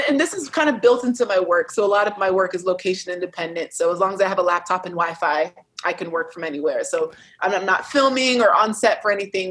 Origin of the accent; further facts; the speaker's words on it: United States; I'm American tourist